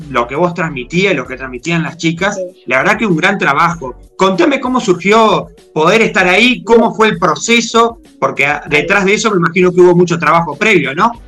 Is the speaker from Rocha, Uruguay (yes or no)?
no; Paysandú, Uruguay; para los que somos de Paisandú, me incluyo porque soy de Paisandú